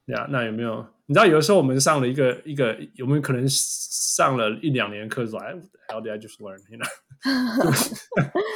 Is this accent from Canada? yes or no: yes; Canada; 我们加拿大人是，会学法语